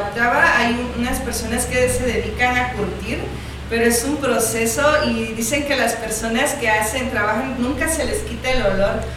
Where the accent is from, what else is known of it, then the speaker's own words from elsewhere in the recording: Asunción Ixtaltepec, Oaxaca, Mexico; Francisco y yo somos de Ixtaltepec